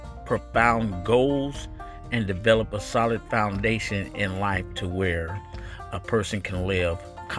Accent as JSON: {"language": "English", "town": "San Jose", "region": "California", "country": "United States", "also_born_or_lived": "Stockton, California", "said": "from the East Side San Jose 408, the originator of the SJ Rips. I was born in Stockton, California"}